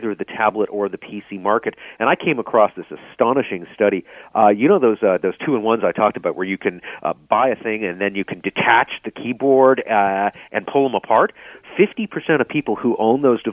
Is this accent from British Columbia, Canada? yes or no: yes; Vancouver, British Columbia, Canada; Growing up in Vancouver